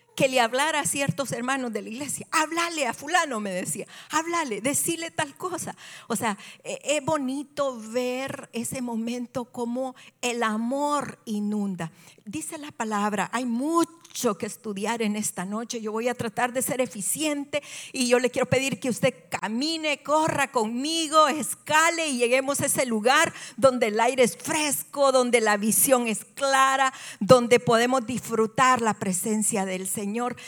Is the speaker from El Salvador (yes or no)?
yes; El Salvador; soy salvadoreña y en El Salvador esto es muy común